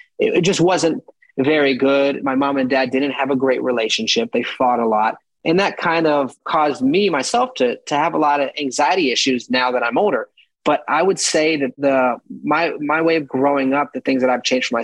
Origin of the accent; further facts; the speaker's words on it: Florida, United States; also born or lived in Manhattan, New York; now in New York, United States; I'm from Florida